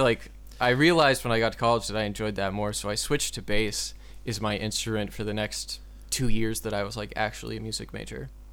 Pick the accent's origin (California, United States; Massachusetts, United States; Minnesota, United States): Massachusetts, United States; Gloucester; also born or lived in Lowell, Massachusetts / Watertown, Massachusetts; I grew up um, in a city called Gloucester that's about twenty-five, thirty miles north of Boston